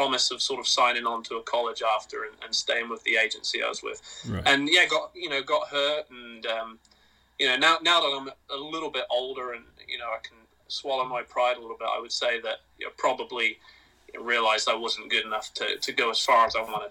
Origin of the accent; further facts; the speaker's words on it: Oxford, South East England, United Kingdom; moved away as an adult; now in United States; I'm from England originally, Oxford, England, and came over here, 13 years ago on a basketball scholarship